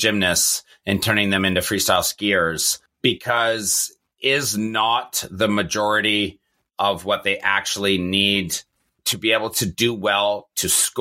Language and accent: English; Canada; I'm Canadian